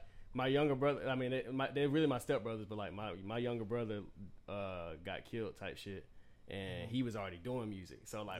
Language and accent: English; Winston-Salem, North Carolina, United States; I'm from Winston.